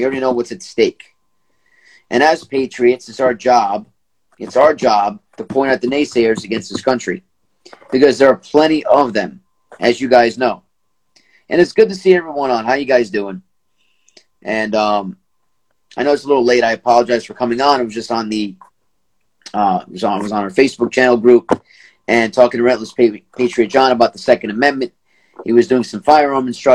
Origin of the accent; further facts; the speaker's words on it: United States; as an American